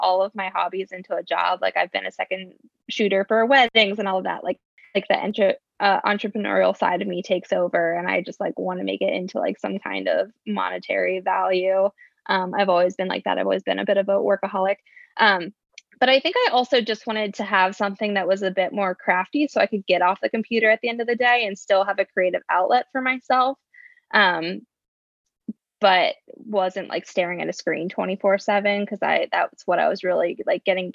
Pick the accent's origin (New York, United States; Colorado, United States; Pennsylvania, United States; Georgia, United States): Pennsylvania, United States; Mechanicsburg; moved away as an adult; now in Lancaster, United States; I'm actually originally from a small town called Mechanicsburg, Pennsylvania, which is about an hour outside of Lancaster